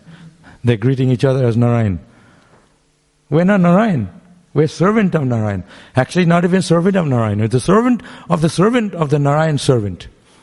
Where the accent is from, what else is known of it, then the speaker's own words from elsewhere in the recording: Mayapur, West Bengal, India; now in Melbourne, Australia; we grew up in Mayapur.